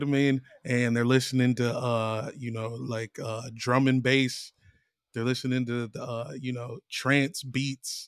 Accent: East Coast, United States; now in Los Angeles, United States; I grew up on the East Coast

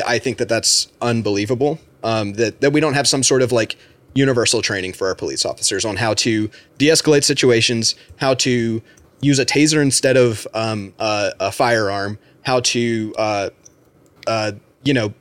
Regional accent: United States; I, as an American

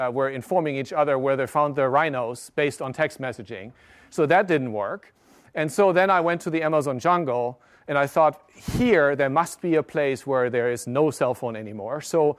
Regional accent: Germany; also born or lived in Japan; I grew up in Germany, but I caught my mobile virus in Tokyo. I lived in Japan in 1994.

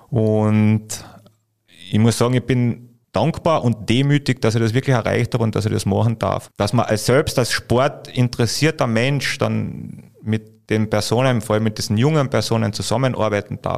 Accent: Carinthia, Austria; diese Einberufung des Nationalteams, vor allem als Kärntner, also wir waren ja nicht wirklich, Kärnten ist ja nicht bekannt für, für Basketball

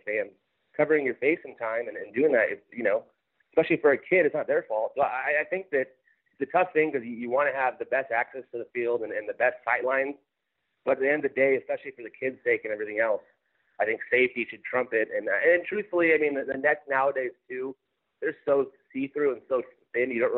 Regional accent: Glendora, California, United States; also born or lived in Minnesota; I grew up in Glendora in L.A. County

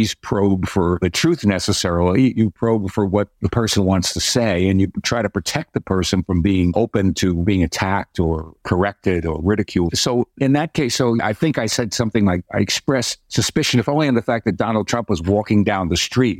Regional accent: New York City, New York, United States; I was from the Bronx and went to Catholic schools and went to Fordham

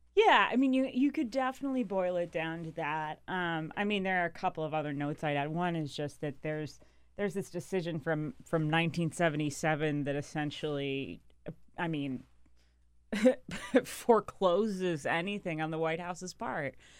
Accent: North Carolina, United States; I grew up in North Carolina

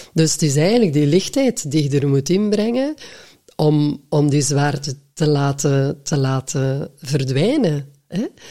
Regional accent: West Flanders, Belgium; accent: West Flemish; first language West Flemish; moved away as an adult; also born or lived in Antwerp; ik als West-Vlaming

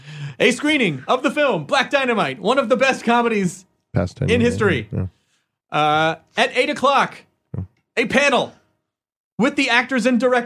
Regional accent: Kentucky, United States; born there; I was born in Kentucky.

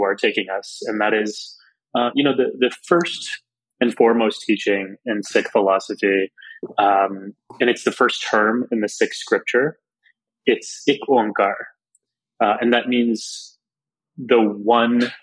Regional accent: South Texas, United States; growing up in Texas

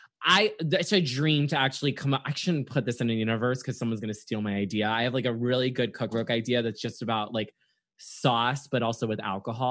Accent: Naples, Florida, United States; also born or lived in Atlanta, Georgia; most of my life grew up in Naples, Florida

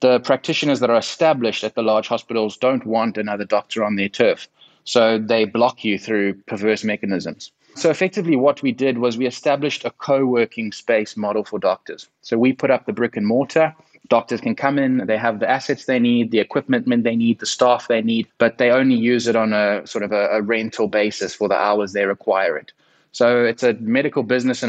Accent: South Africa; accent: South African; my accent from sunny South Africa

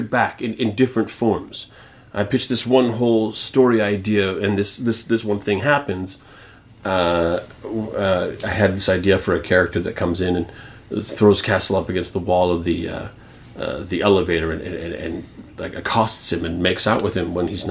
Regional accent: Canada; I'm Canadian.

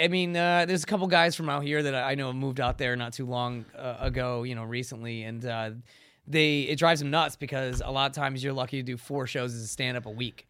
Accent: Connecticut, United States; moved away as an adult; also born or lived in San Diego / Los Angeles; I grew up in Connecticut

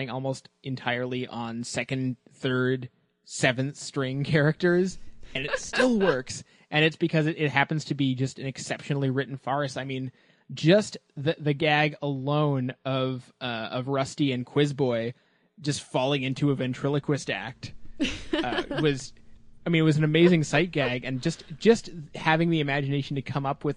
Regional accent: Canada; as a Canadian

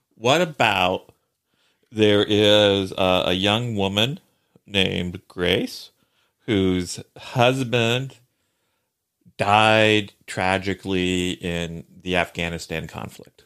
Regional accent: Columbus, Indiana, United States; my hometown, uh, uh, Columbus, Indiana

